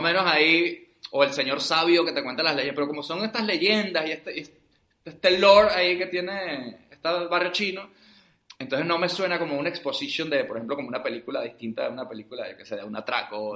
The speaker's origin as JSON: {"language": "Spanish", "country": "Venezuela", "said": "Aquí ahora somos tres venezolanos"}